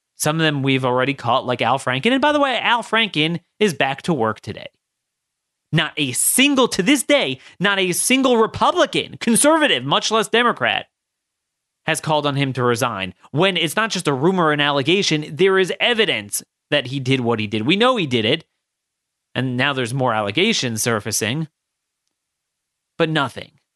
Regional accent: Maryland, United States; my home state of Maryland and Baltimore

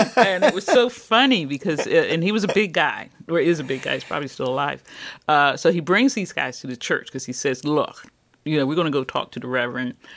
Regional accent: Philadelphia, Pennsylvania, United States; I'm from West Philly. Uh-huh. I'm an urban kid

